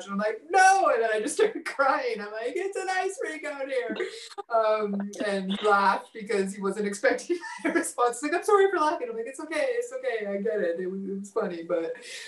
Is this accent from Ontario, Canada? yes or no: no; Manitoba, Canada; moved away; I grew up in Manitoba.